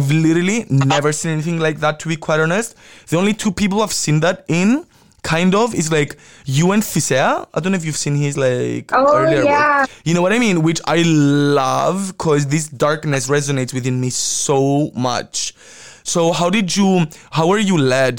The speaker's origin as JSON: {"language": "English", "country": "Cyprus", "tie": "born or raised there", "said": "growing up in Cyprus"}